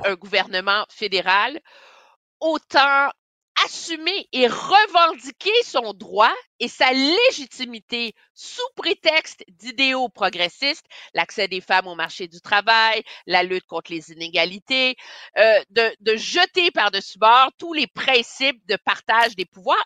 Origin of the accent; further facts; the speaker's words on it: Montreal, Quebec, Canada; quand j'étais jeune à Montréal, j'allais à la Villa Sainte-Marceline à Westmount